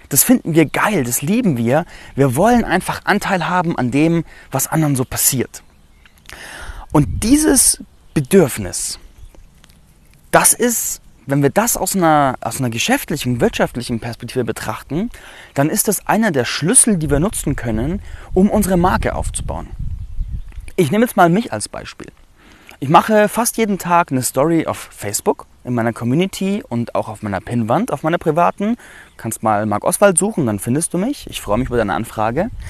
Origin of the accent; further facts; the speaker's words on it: Landsberg am Lech, Bavaria, Germany; ich berichte heute aus Landsberg am Lech. Das ist meine Heimatstadt, in der ich groß geworden bin.